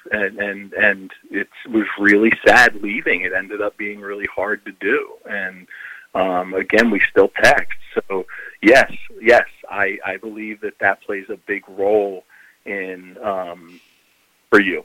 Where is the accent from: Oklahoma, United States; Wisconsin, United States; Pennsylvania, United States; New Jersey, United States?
Pennsylvania, United States; Philadelphia; moved away; also born or lived in Rock Hill, South Carolina; I'm from Philadelphia, and so you know Rock Hill, South Carolina is this small town, and I'm very just you know not from there